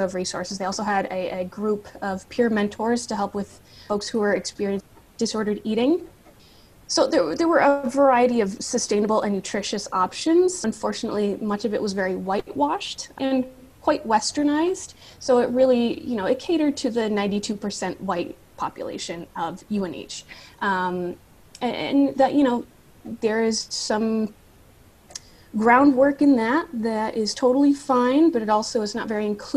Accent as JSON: {"language": "English", "region": "Catskill region of New York", "country": "United States", "also_born_or_lived": "New Hampshire", "said": "I am from the Catskill region of New York"}